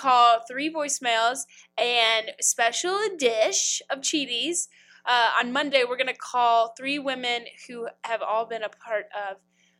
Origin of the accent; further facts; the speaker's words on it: Kentucky, United States; moved away; if I go home to Kentucky for a second, and this is if I go like to Bargetown or like Marion County or like Owensboro